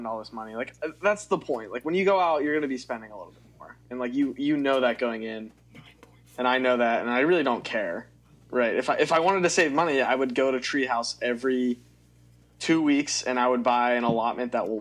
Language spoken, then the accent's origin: English; Pittsburgh, Pennsylvania, United States; I'm from Pittsburgh.